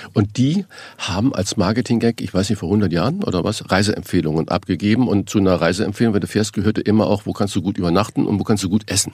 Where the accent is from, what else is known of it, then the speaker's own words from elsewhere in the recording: Saarland, Germany; moved away as an adult; now in Hamburg, Germany; bin ja gebürtiger Saarländer und ich bin 1976 oder 77 nach Hamburg gegangen